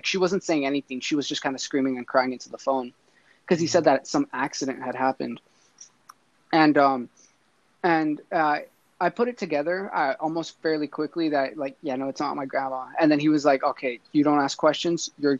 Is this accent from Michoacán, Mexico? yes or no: yes; Michoacán, Mexico; I'm from Michoacán.